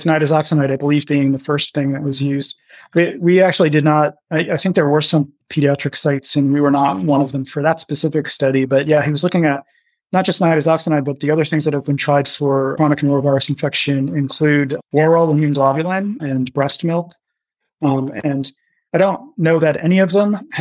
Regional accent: outside of New York City, United States; now in Chicago, United States; I grew up outside of New York City

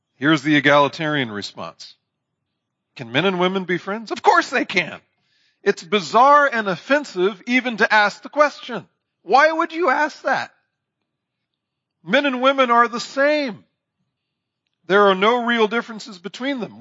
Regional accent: Indiana, United States; I'm from Indiana

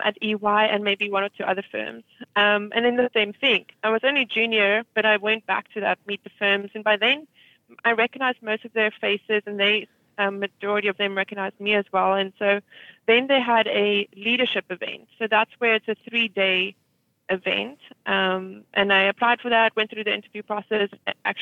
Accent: South Africa; moved away as an adult; also born or lived in Birmingham, Alabama; now in New York City, United States; growing up in South Africa, majority of us usually think about going into some form of accounting or finance

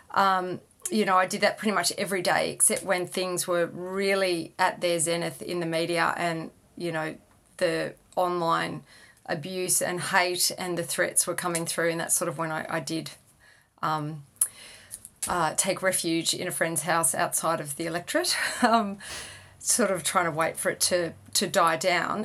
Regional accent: Sydney, New South Wales, Australia; I grew up in Sydney

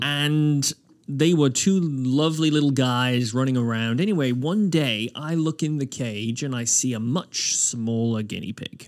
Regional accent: Wales, United Kingdom; now in Nova Scotia, Canada; I grew up in Wales

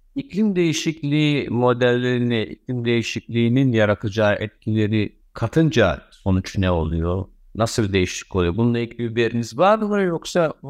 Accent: Turkey; bizim ülkemizde

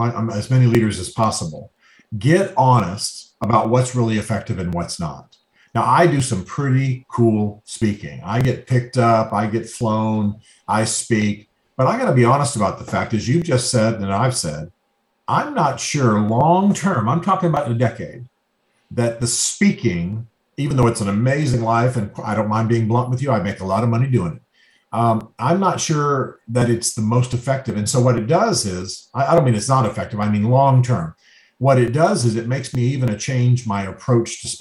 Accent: Germany; moved away; I grew up in Germany

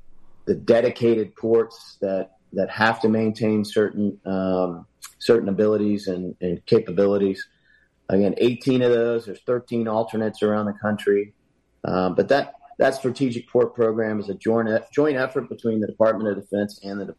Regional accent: Hampton Roads, Virginia, United States; My hometown, Hampton Roads.

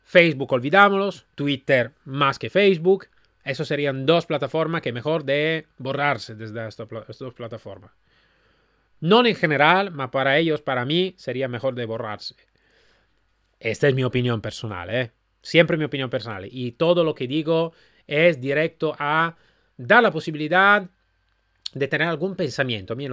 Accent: Málaga, Andalusia, Spain; Yo soy de Málaga.

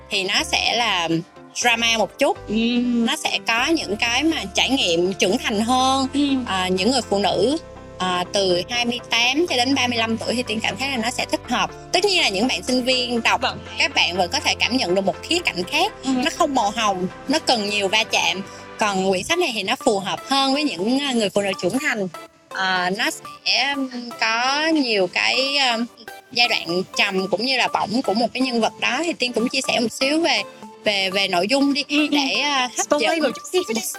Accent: Southern Vietnam, Vietnam; accent: southern Vietnamese; moved away as an adult; also born or lived in Japan; now in Hanoi, Vietnam; mình nói giọng miền nam rõ ràng

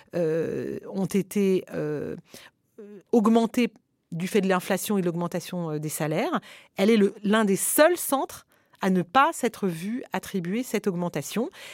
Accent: France; en tant que Français

